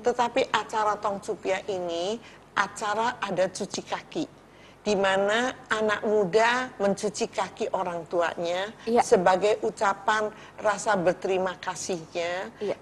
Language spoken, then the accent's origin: Indonesian; Cirebon, West Java, Indonesia; saya lahir di kota Cirebon. Iya. Saya besar di kota Cirebon